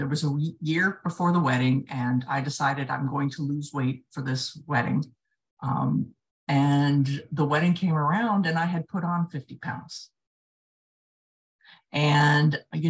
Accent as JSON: {"language": "English", "region": "south Florida", "country": "United States", "tie": "born or raised there", "said": "I grew up in the south part of Florida"}